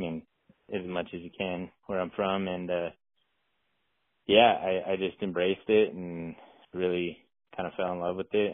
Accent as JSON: {"language": "English", "region": "Utah", "country": "United States", "tie": "born or raised there", "said": "I'm from Utah, so grew up hunting elk and deer, antelope, a little bit of everything"}